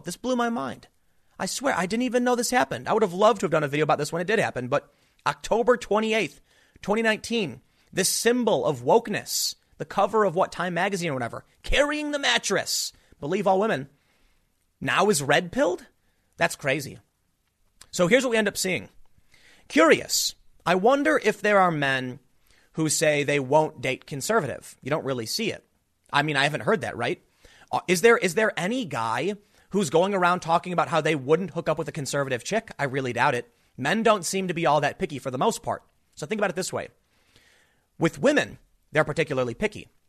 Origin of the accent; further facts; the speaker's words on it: United States; I'm an American